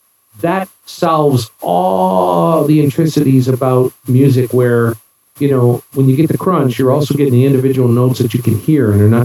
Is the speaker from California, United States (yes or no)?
no; New York, United States; moved away; I'm originally from New York, born and raised